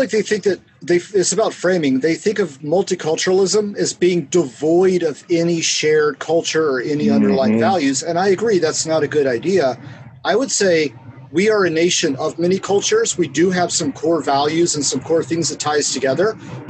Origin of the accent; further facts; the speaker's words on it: Atlanta, Georgia, United States; I'm from Georgia. I grew up in Atlanta, but I also went to high school in the countryside.